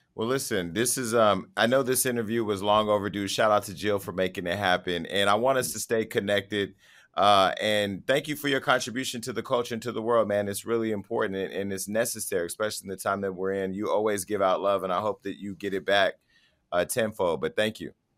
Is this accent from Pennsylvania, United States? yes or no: no; Stockton, California, United States; my hometown of Stockton, uh, California